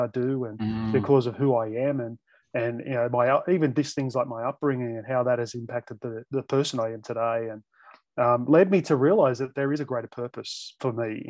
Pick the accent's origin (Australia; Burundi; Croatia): Australia; as an Aussie